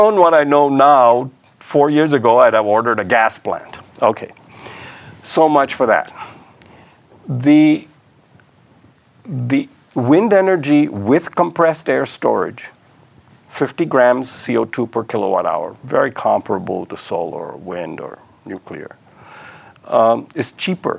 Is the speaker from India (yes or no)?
yes; Mumbai, Maharashtra, India; moved away; also born or lived in Karachi, Pakistan; I was born in 1945 in Karachi and grew up in Bombay